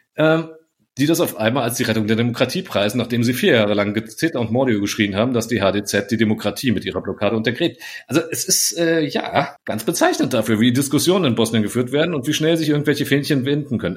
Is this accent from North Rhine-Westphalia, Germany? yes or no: no; Frankfurt, Hesse, Germany; ich stolzer Frankfurter bin